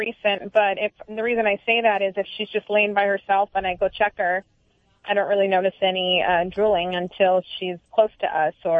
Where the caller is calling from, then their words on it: Huntington Beach, California, United States; I'm calling from Huntington Beach, California.